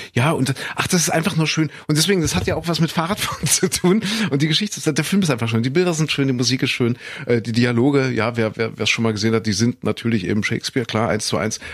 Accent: Saxony-Anhalt, Germany; ich bin in Sachsen-Anhalt Hanna zur Schule gegangen

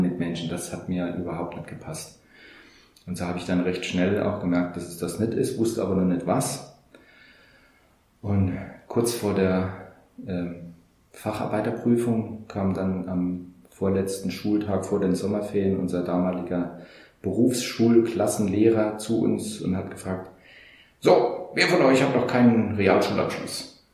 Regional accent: Saarland, Germany; hier bei uns im Saarland ähm, gibt es sehr viel ähm, Hütten- und äh, Bergbauindustrie und ich hatte damals, also das war 1984, die Ausbildung

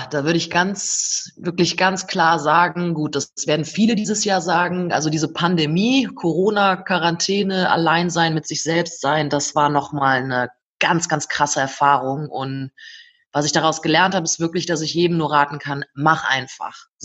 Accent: North Rhine-Westphalia, Germany; Ich komme selbst aus dem Oberbergischen, das ist gar nicht so weit weg vom Sauerland.

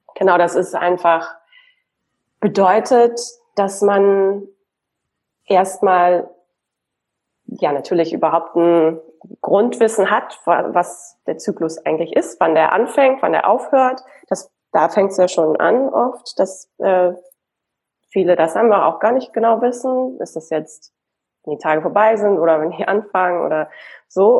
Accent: Hamburg, Germany; now in Berlin, Germany; Ich lebe in Berlin und ursprünglich bin ich eine Hamburgerin

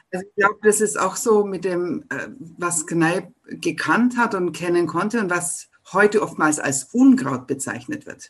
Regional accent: Ottobeuren, Bavaria, Germany; das ist meine Heimat, denn ich bin aus Ottobeuren

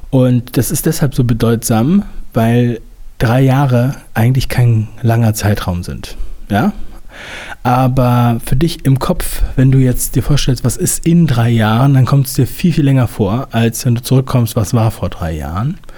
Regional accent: Northern Germany, Germany; Ich bin ja in Norddeutschland aufgewachsen

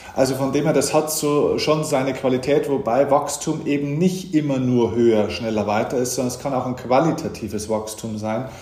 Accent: Lower Bavaria, Germany; now in Munich, Germany; ich bin auch tatsächlich in Niederbayern geboren

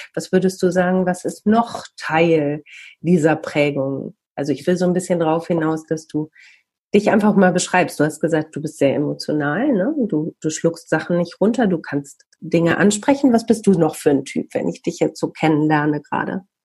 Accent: Bielefeld, North Rhine-Westphalia, Germany

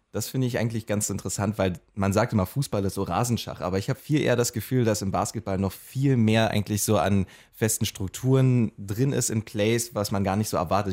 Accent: Magdeburg, Saxony-Anhalt, Germany; da, wo ich herkomme aus Magdeburg

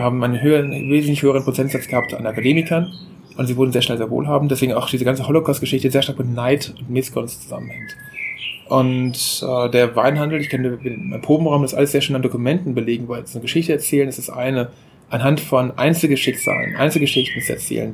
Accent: Eifel, Germany; moved away; Auch ich komme aus der Eifel

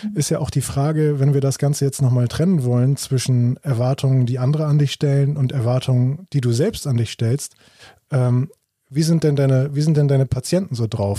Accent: Germany; bei uns in Deutschland

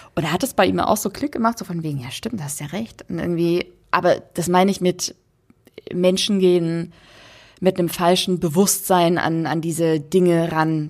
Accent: Dresden, Saxony, Germany; wir haben in meiner Heimatstadt äh, ein Museum, das nennt sich Hygienemuseum

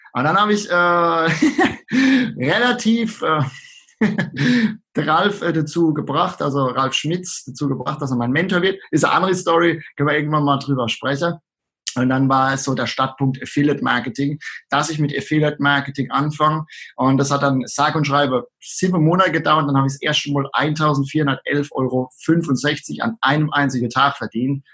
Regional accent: Rhineland-Palatinate, Germany; accent: Palatine; an meinem Dialekt kann man es äh, unschwer erkennen, dass ich aus der schönen Südpfalz komme

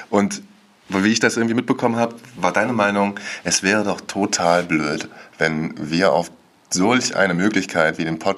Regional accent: Wismar, Mecklenburg-Vorpommern, Germany; ich bin 32 Jahre alt, ich komme aus Wismar, ähm, einer wunderschönen Stadt an unserer schönen Ostseeküste.

